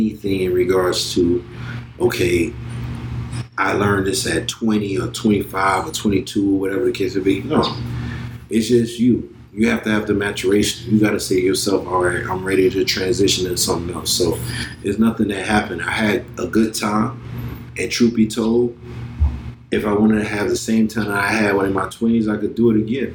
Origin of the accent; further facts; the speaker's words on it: Miami Gardens, Florida, United States; Born and raised in Miami, Florida. Carroll City is Miami Gardens now, but it's Carroll City